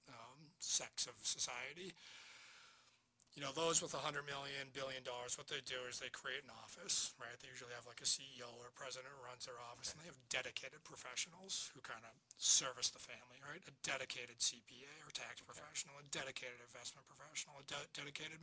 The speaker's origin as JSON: {"language": "English", "town": "Marshfield", "region": "Massachusetts", "country": "United States", "tie": "born or raised there", "also_born_or_lived": "Amherst, Massachusetts / Boston, Massachusetts", "said": "I grew up in Marshfield"}